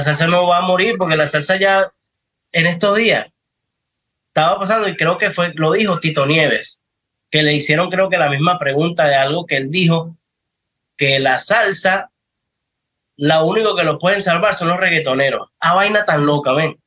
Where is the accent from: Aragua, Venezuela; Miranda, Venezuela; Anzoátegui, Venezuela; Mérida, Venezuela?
Miranda, Venezuela; Los Teques; also born or lived in Caracas; Yo soy de Los Teques. Yo nací en Caracas, pero me crié en Los Teques